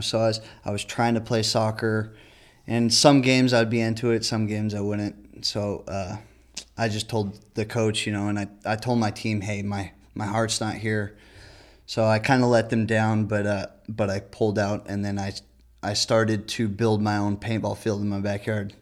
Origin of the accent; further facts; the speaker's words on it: near San Bernardino, California, United States; San Bernardino, which is pretty close to my hometown